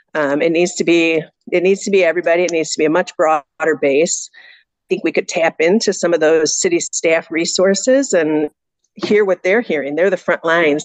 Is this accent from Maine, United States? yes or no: no; Elgin, Illinois, United States; I was born and raised here in Elgin. I grew up here, went to U46 schools